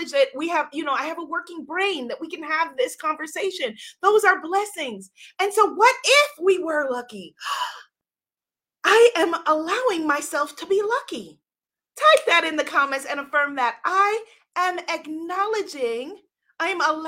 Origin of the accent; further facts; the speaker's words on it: New York, United States; I grew up in a home in New York with running water, with two parents